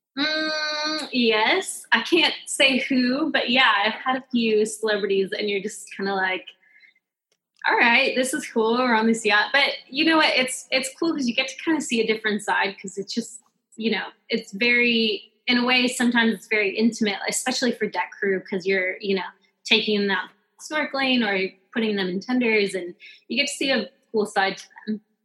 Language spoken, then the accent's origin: English; Pleasant Hill, Oregon, United States; moved away; also born or lived in Hawaii; I'm actually from Oregon. Um, a very very small town in Oregon called Pleasant Hill